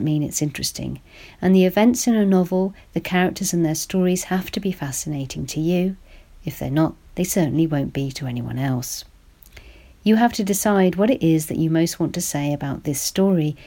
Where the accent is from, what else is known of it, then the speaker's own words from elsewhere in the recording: United Kingdom; as a British woman who was only 4 years old when he died